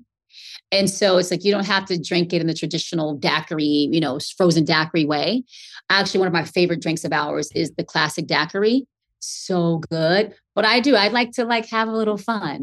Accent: the South, United States; I'm from the South.

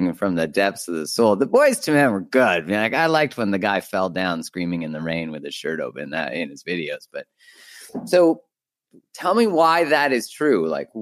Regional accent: Calgary, Alberta, Canada; moved away; we're originally both from Calgary area.

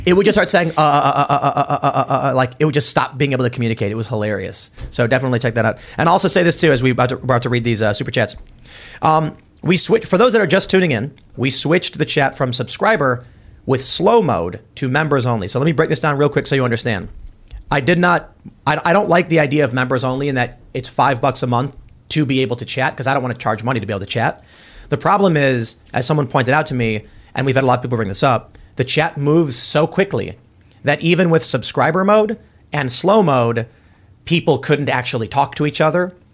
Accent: Chicago, Illinois, United States; moved away; Oh, South Side by Midway

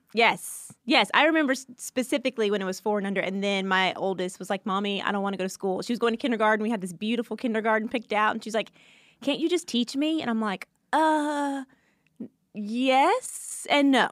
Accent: Atlanta, Georgia, United States; also born or lived in Louisiana; I grew up in Atlanta

